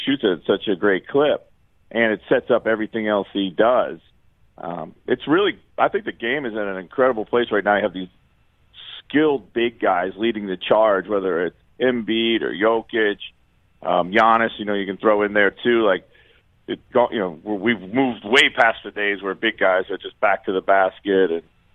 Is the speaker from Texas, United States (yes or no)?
no; Reading, Pennsylvania, United States; moved away; I grew up in Reading, Pennsylvania, which is about 40 miles outside.